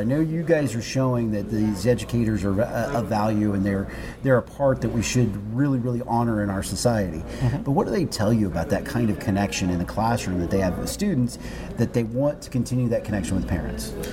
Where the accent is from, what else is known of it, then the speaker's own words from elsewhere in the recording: Union City, Oklahoma, United States; my mom also worked in the school district uh, where I grew up in Union City